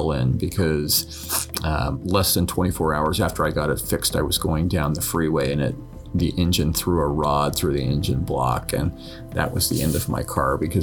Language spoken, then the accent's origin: English; Utah, United States; moved away; growing up in Utah, we were used to the snow.